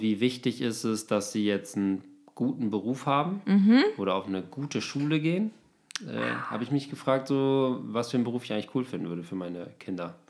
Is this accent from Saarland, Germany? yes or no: no; Osnabrück, Lower Saxony, Germany; now in Berlin, Germany; meiner Heimat, so Osnabrück